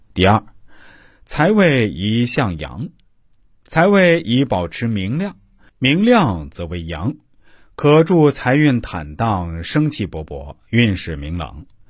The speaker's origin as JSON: {"language": "Chinese", "country": "China", "said": "我们中国人"}